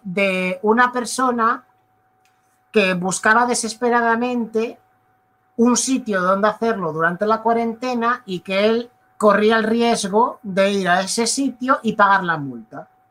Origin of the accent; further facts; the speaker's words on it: Galicia, Spain; yo nací en Galicia, a mí me toca el Atlántico